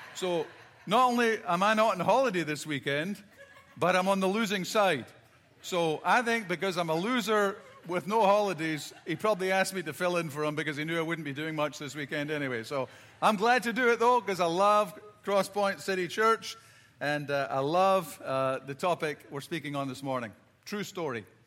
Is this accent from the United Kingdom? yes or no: yes; Scotland, United Kingdom; growing up in Scotland, I've got four brothers and sisters